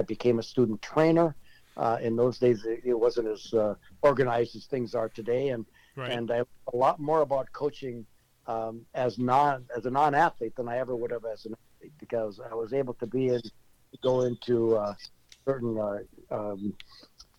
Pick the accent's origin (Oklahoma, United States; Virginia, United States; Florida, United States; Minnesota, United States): Minnesota, United States; Chisholm; also born or lived in Ohio; I'm a small-town kid from northern Minnesota, Chisholm, Minnesota